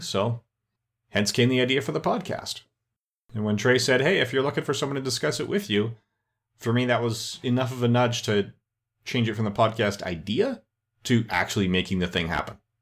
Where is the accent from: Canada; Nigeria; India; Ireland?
Canada; I'm Canadian